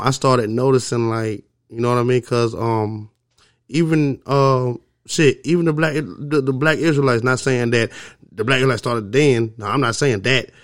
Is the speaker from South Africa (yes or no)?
no; Augusta, Georgia, United States; also born or lived in Alabama / Mississippi; I'm from Augusta, Georgia. You know what I mean? I've been all around the South